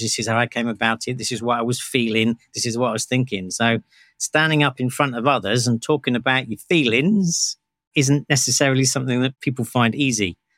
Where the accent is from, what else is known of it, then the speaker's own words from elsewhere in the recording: United Kingdom; I'm British.